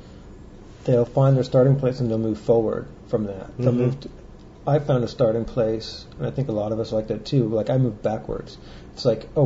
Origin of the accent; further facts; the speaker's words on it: Jersey Shore, New Jersey, United States; moved away; I grew up in New Jersey, Jersey Shore